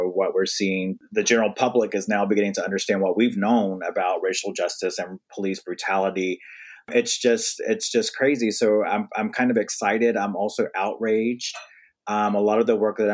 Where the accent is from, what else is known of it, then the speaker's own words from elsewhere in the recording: North Carolina, United States; now in Brooklyn, United States; I'm Southern from North Carolina, I live in Brooklyn, New York now